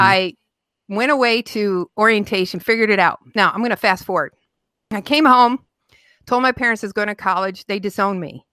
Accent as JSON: {"language": "English", "town": "Utica", "region": "Michigan", "country": "United States", "tie": "born or raised there", "said": "I grew up right outside Detroit in a little town called Utica, Utica, Michigan"}